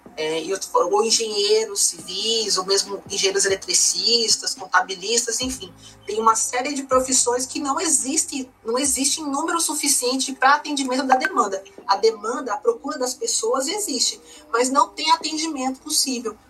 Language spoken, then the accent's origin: Portuguese; Mato Grosso do Sul, Brazil; no nosso estado, aqui no Mato Grosso do Sul